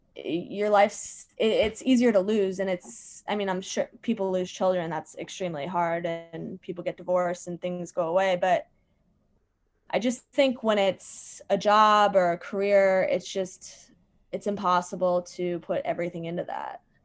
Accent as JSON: {"language": "English", "region": "Virginia", "country": "United States", "moved": "yes", "lives_now": "New York City, United States", "said": "I live in New York City. And I'm from Virginia."}